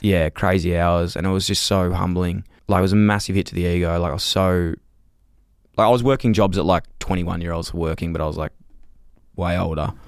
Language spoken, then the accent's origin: English; Melbourne, Victoria, Australia; I grew up in North Fitzroy